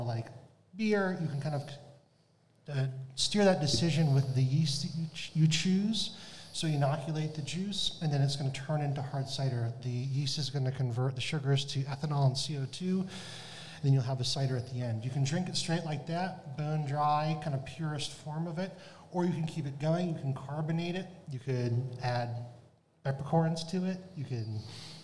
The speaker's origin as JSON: {"language": "English", "region": "Massachusetts", "country": "United States", "moved": "as an adult", "said": "I'm from Massachusetts originally, and I wanted to come back here"}